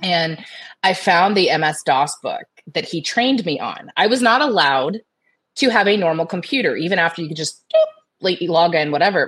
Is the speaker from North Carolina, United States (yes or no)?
no; Tampa, Florida, United States; Born and raised in Tampa, Florida. I am a local Floridian